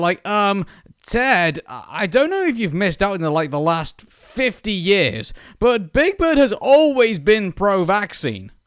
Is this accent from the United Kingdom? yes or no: yes; United Kingdom; as a Brit